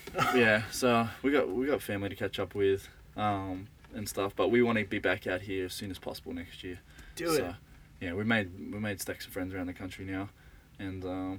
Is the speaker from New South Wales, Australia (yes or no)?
yes; Sydney, New South Wales, Australia; Northland are from Sydney, mm-hmm. which is where I was born